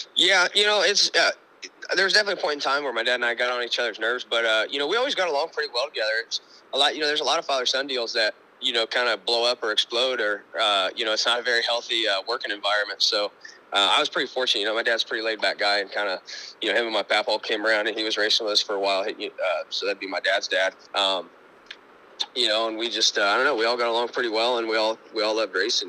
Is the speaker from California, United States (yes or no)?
no; Monrovia, Indiana, United States; moved away as an adult; also born or lived in Pennsylvania; my hometown is uh, Monrovia, Indiana. Uh, it's just right outside Indianapolis